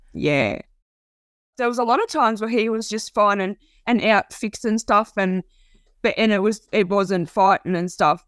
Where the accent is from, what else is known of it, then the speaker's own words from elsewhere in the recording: Port Macquarie, New South Wales, Australia; I grew up in Port Macquarie. It's like a hometown to me